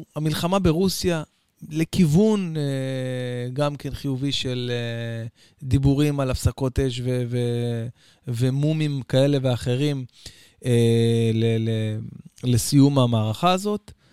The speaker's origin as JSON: {"language": "Hebrew", "country": "Israel", "said": "אצלנו בישראל"}